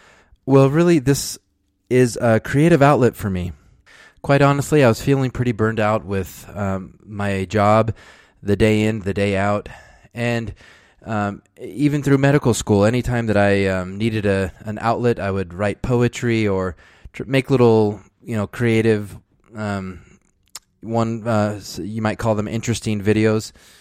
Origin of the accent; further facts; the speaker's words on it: Dallas, Texas, United States; born there; I was born in Dallas, Texas. I'm the fourth of six children